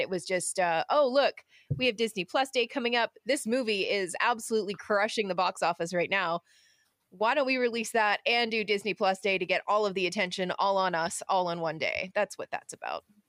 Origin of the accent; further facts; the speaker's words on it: Canada; being Canadian